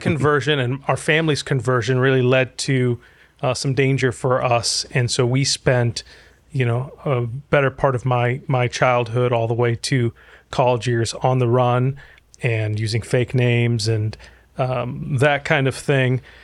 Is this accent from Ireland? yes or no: no; Egypt; now in United States; I'm originally from Egypt, and I grew up in a Muslim family